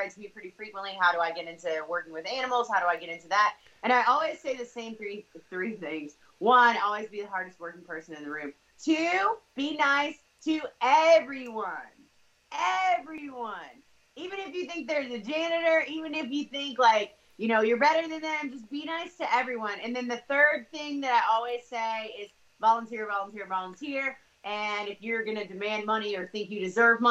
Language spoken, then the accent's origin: English; the South, United States; I grew up in the South